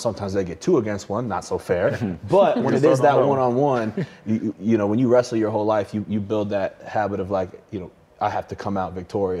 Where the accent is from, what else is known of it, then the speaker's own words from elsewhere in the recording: Nebraska, United States; I'm from Nebraska, from the South.